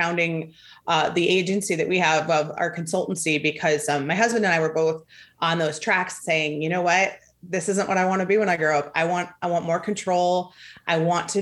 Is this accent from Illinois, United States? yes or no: yes; outside of Chicago, Illinois, United States; I grew up outside of Chicago